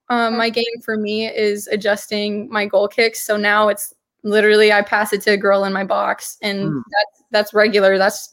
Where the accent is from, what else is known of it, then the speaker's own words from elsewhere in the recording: Sioux Falls, South Dakota, United States; I'm from Sioux Falls, South Dakota.